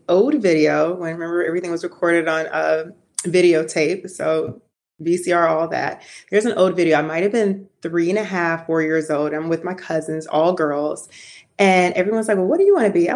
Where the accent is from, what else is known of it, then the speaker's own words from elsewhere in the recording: Atlanta, Georgia, United States; I grew up here in Atlanta for the most part